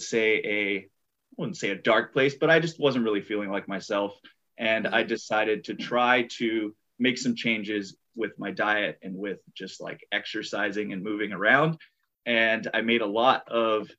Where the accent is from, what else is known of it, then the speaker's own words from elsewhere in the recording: Big Island, Hawaii, United States; now in San Diego, United States; I grew up on the Big Island